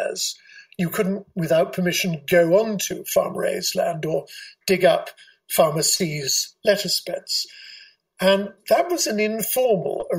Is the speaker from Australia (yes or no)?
no; England, United Kingdom; moved away as an adult; also born or lived in Hong Kong; now in New York, United States; I'm English